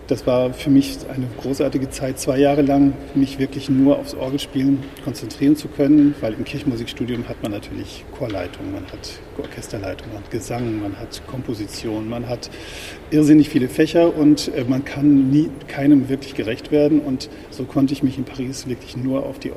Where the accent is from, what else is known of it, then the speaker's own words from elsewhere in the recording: Northern Germany, Germany; man hat als Norddeutscher ja seine